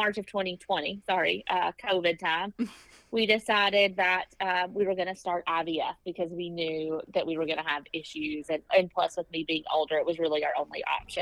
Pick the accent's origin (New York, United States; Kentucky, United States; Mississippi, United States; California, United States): Kentucky, United States; accent: southern drawl; now in Lexington, United States; I'm from Kentucky, so very strong southern drawl